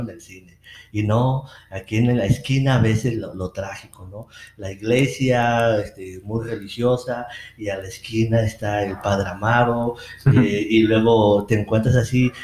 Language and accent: Spanish; Mexico; como mexicanos no somos ni indígenas ni españoles